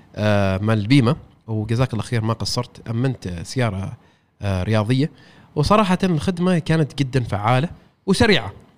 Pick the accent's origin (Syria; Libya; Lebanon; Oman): Oman; انا شخص عماني اشتغل في رياده الاعمال